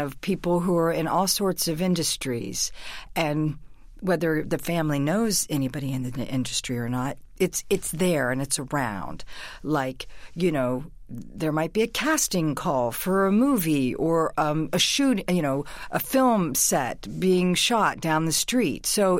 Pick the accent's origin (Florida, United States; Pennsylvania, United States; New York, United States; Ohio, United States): Ohio, United States; Huber Heights; also born or lived in Boston; I grew up in Huber Heights, and there was a lot of kids around. It was the 60s. There was a lot of neighborhoods. It was a new, there were new houses, new suburb buildings.